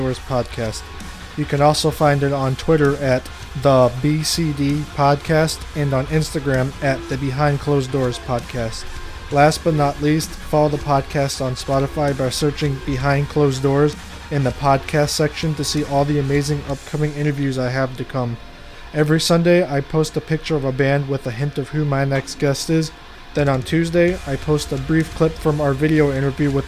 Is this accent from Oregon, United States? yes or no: no; Michigan City, Indiana, United States; I was born and raised in Michigan City. Yeah. So like I'm Northwest Indiana.